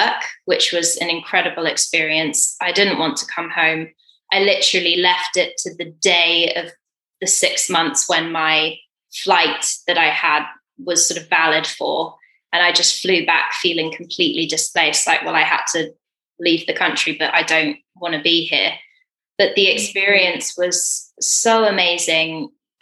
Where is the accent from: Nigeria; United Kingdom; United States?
United Kingdom; England; I thought, being English